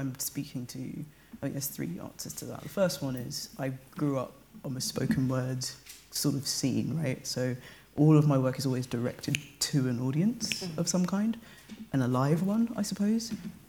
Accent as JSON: {"language": "English", "country": "United Kingdom", "said": "I'm Black British"}